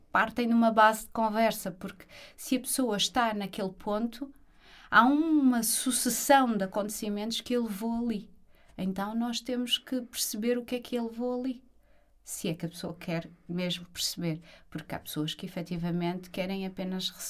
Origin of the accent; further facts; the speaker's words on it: Portugal; porque eu sou da aldeia. sou da Mares. Uhum. Um conselho pertíssimo do Jerez.